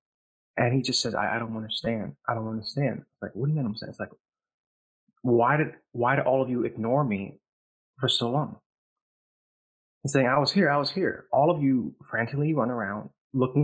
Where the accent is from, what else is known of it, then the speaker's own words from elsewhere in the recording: Vietnam; moved away; I'm from Vietnam, by the way. That's where I was born